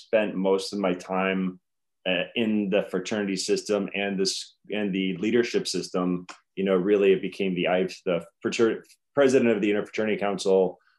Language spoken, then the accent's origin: English; Detroit, Michigan, United States; I grew up in a suburb of Detroit